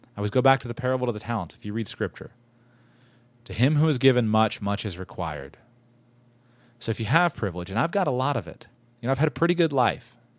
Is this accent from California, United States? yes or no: no; West Palm Beach, Florida, United States; I grew up in West Palm Beach, Florida.